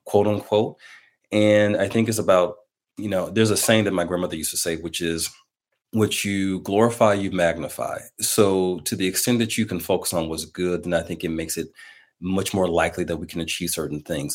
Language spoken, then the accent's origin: English; Milwaukee, Wisconsin, United States; in my hometown of Milwaukee, Wisconsin